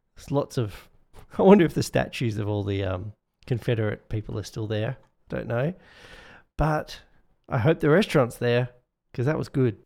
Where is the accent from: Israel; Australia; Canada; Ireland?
Australia; Perth, Western Australia; my hometown, Perth